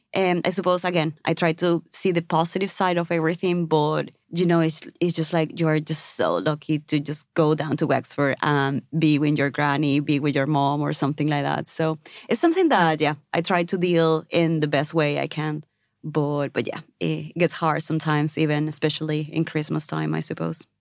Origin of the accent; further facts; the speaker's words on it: Venezuela; moved away as an adult; now in Ireland; I'm from South America, Venezuela. I came to Ireland several years ago